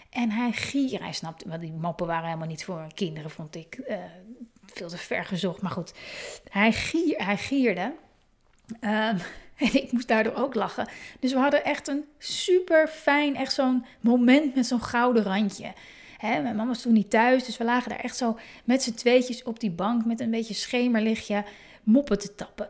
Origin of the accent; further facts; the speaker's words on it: Hoorn, North Holland, Netherlands; moved away; En ik kom uit Horend, ben ik geboren